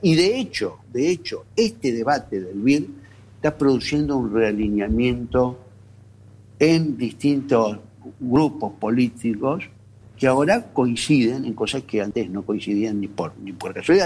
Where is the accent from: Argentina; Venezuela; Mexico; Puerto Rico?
Argentina; como argentinos